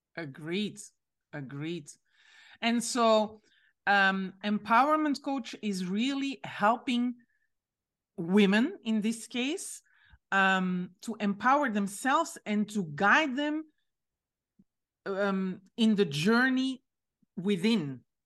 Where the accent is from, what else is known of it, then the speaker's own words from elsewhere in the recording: Belgium; I'm from Belgium, but my father is Moroccan.